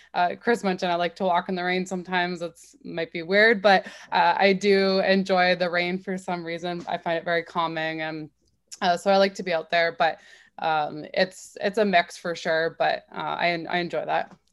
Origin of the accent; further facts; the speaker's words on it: Waterloo, Ontario, Canada; I grew up in Waterloo